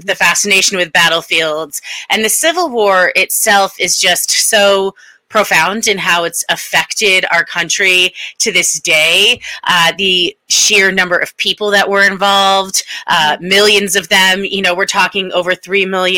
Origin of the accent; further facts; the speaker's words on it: Connecticut, United States; also born or lived in Washington, District of Columbia, United States; So I grew up here on the East Coast. I'm from Connecticut